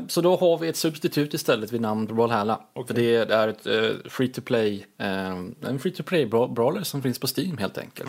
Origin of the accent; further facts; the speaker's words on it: Småland, Sweden; jag är väldigt ja, svensk. Smålänning också på, på ovanpå det